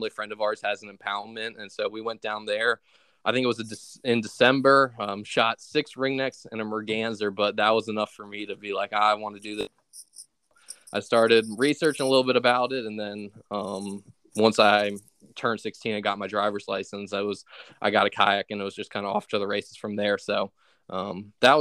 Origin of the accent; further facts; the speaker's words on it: Richmond, Virginia, United States; I'm from Richmond, Virginia